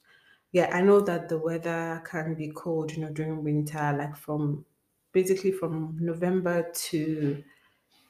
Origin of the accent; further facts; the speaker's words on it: Nigeria; moved away; as a Nigerian